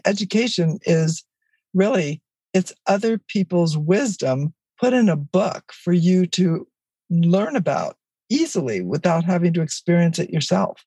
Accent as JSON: {"language": "English", "town": "Los Angeles", "region": "California", "country": "United States", "tie": "born or raised there", "said": "It was four people living in a one bedroom apartment that's what I grew up in in East Los Angeles"}